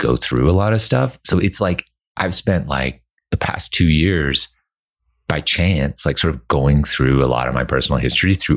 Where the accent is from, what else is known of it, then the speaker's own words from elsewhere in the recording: Canada; now in Los Angeles, United States; growing up in Canada